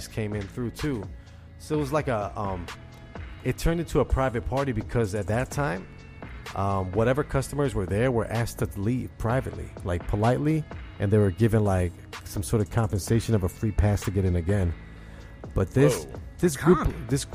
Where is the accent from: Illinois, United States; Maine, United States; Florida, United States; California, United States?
Illinois, United States; Chicago; now in Indiana, United States; I'm in Indiana. I'm from Chicago